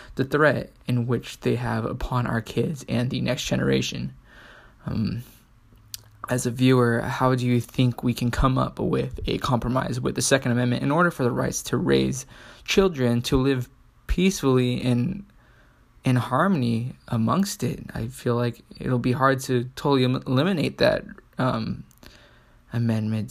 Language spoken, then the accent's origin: English; San Diego, California, United States; a Mexican American, born and raised in San Diego